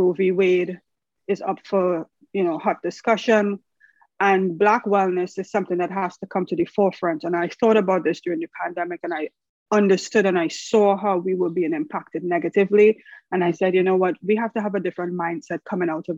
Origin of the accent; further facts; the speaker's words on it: Trinidad & Tobago; I am from the Caribbean, Trinity to the bone. I'm sure you guys can hear the accent